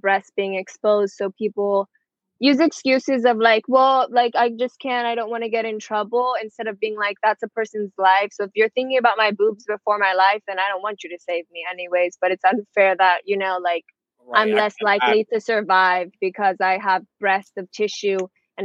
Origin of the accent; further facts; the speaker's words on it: Miami, Florida, United States; I was born, raised 305 Miami, Florida, my whole life.